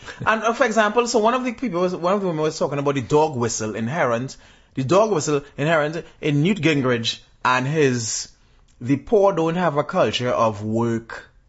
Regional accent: Trinidad & Tobago; I'm a Trinidadian

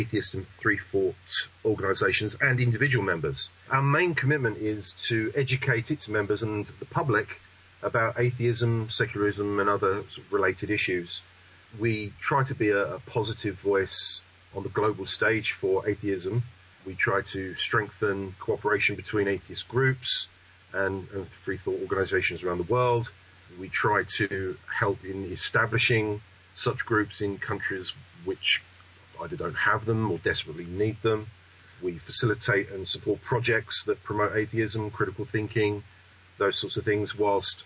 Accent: London, United Kingdom; I'm from southeast London.

